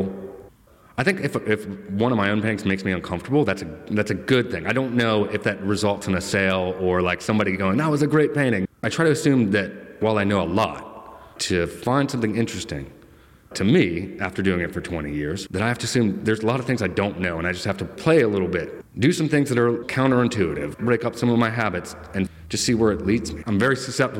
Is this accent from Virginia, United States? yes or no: yes; Virginia, United States; Growing up in Virginia